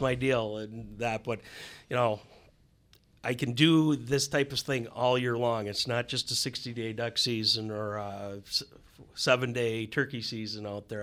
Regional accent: Wisconsin, United States; also born or lived in Minnesota; growing up in Wisconsin where I did

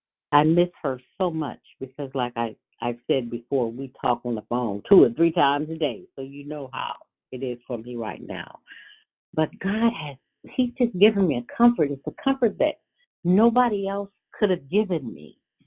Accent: California, United States; I'm from California.

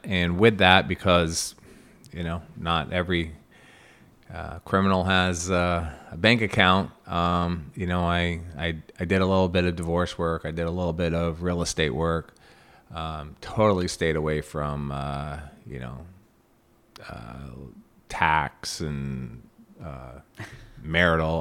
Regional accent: Plattsburgh, New York, United States; also born or lived in New Jersey; I'm from Plattsburgh. Uh, grew up here

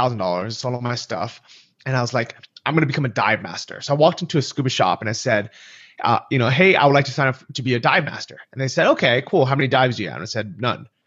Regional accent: California, United States; moved away as an adult; also born or lived in San Francisco; now in Chiang Mai, Thailand; I grew up in California, San Francisco and Southern California

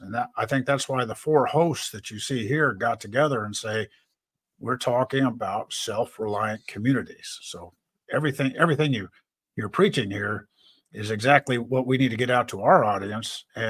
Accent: the West, United States; I come from out west and everything, and I grew up around Indian reservations all my life

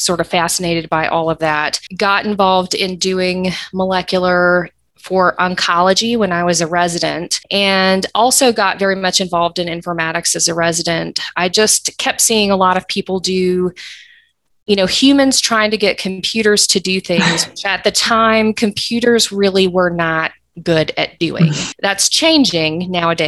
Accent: Atlanta, Georgia, United States; also born or lived in Eastern North Carolina; I actually grew up here in Atlanta

